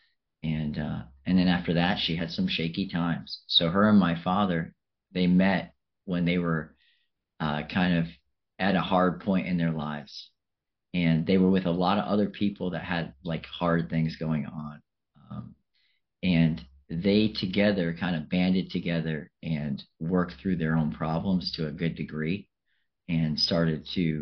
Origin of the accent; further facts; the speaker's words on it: Revere, Massachusetts, United States; also born or lived in Melrose, Massachusetts / Chelsea, Massachusetts / Africa; I come from Massachusetts and an area outside of Boston, and I was born in Melrose, and I grew up in Revere in Chelsea until I was like in elementary school